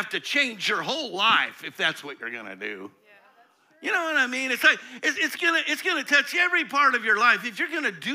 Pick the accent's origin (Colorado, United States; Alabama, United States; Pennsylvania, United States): Colorado, United States; Eastern; I grew up in Eastern Colorado